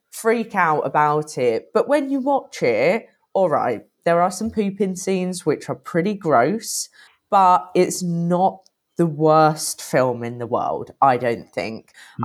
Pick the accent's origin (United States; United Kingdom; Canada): United Kingdom; I'm British